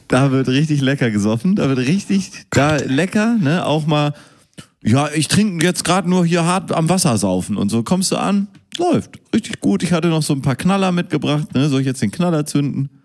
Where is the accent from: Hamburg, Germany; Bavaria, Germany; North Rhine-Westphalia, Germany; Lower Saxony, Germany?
Hamburg, Germany; Hamburger hier, der im Rathaus wohnt